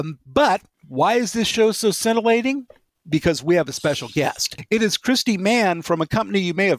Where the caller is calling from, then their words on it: Beaverton, Oregon, United States; country, Beaverton, Oregon. Yes.